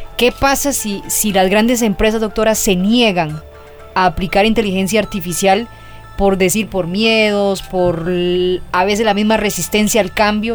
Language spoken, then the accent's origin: Spanish; Costa Rica; yo pienso como tica